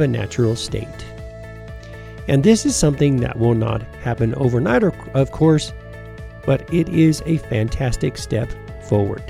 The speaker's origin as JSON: {"language": "English", "country": "United States", "tie": "born or raised there", "also_born_or_lived": "Tennessee / Georgia / Colorado", "said": "I grew up in Tennessee and Georgia"}